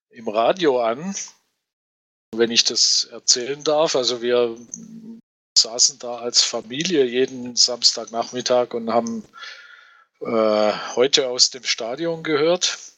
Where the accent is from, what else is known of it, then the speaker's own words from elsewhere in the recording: Rottweil, Baden-Württemberg, Germany; Oh, ich bin eigentlich ein, ein Schwabe und komme aus Rottweil.